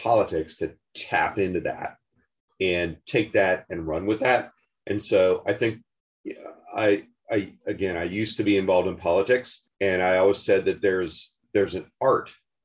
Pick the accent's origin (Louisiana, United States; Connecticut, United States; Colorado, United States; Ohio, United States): Colorado, United States; Denver; I'm from Denver, Colorado